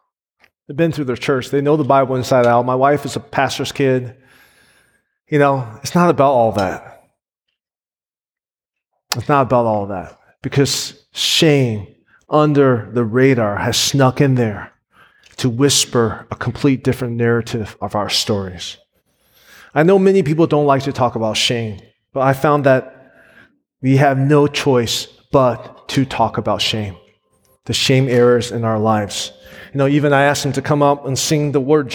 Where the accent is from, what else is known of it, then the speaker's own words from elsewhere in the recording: United States; I grew up in the Asian American community